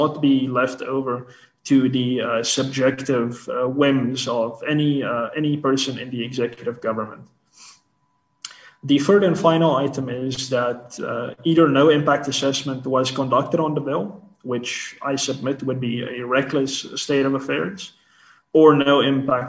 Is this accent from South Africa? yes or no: yes; South Africa; As South African citizens, as South African business people